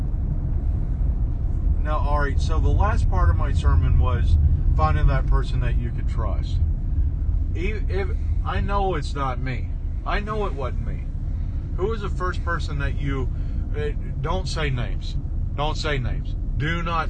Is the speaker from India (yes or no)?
no; Southeast, United States; I grew up in the Southeast